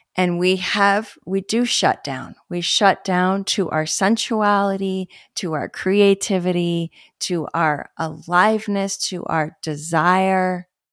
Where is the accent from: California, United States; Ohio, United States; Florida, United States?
California, United States; Los Angeles; where I grew up in West